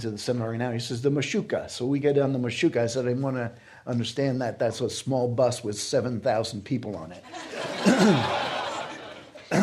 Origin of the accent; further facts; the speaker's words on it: United States; an American Christian